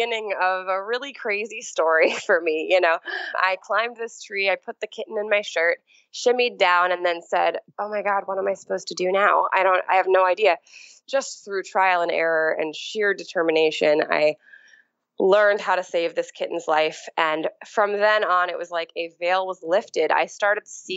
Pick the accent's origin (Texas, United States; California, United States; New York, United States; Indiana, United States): New York, United States; New York City; moved away as an adult; also born or lived in Philadelphia; I grew up in New York City